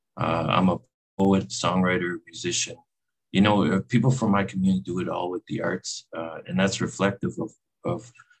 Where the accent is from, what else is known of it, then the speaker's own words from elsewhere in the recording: Canada; where I'm from, the land of the dreamers, Mi'kmaq.